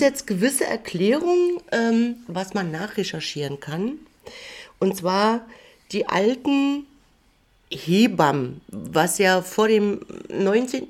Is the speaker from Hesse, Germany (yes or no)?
no; Mecklenburg-Vorpommern, Germany; born or raised there; now in Jena, Germany